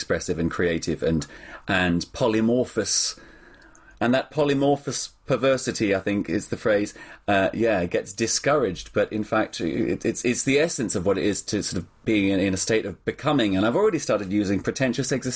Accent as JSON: {"language": "English", "country": "Australia", "tie": "born or raised there", "moved": "yes", "said": "growing up in Australia, my general mood never matched the weather"}